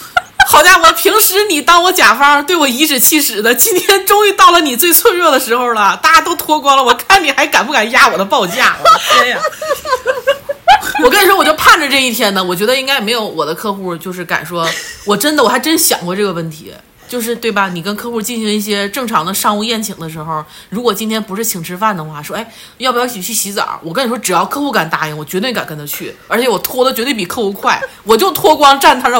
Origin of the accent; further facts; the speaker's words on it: Northeast China, China; now in Beijing, China; 师傅问我说：“哎，你是不是北京来探亲的？”我说：“师傅，我就是东北的。”就那意思，但口音咋也不对了呢？就是你知道吧？口音就是北漂很多年